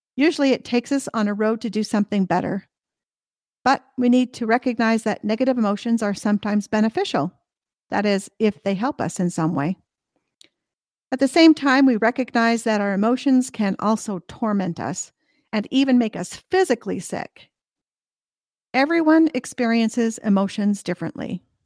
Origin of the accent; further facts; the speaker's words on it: United States; the state where I was born and raised, which was already a top fifty market.